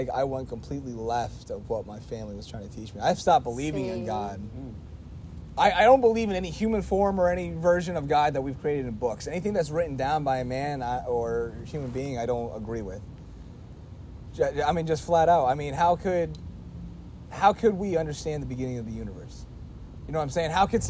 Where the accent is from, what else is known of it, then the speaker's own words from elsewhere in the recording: Pennsylvania, United States; because when I say I'm from Pennsylvania, that's not good enough.